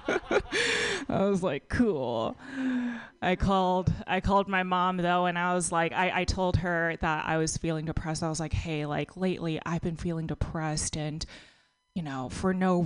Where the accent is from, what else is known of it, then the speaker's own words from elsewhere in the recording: Texas, United States; now in California, United States; I grew up in a pretty conservative town in Texas